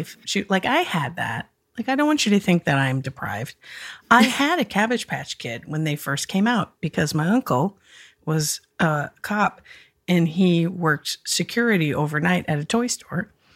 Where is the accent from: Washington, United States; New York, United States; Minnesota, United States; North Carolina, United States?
Minnesota, United States; as a Minnesotan